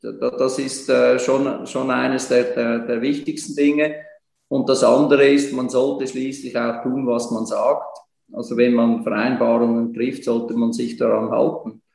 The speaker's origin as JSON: {"language": "German", "country": "Switzerland", "said": "bei uns in der Schweiz"}